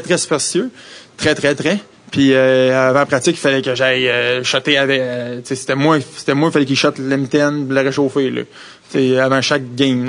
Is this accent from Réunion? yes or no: no; Quebec, Canada; accent: French; first language French; moved away as an adult; also born or lived in Philadelphia